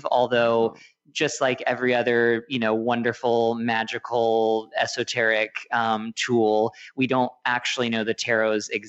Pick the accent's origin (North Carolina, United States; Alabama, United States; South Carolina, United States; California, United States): North Carolina, United States; Asheville; I used to tell people I was from Charlotte because no one knew Asheville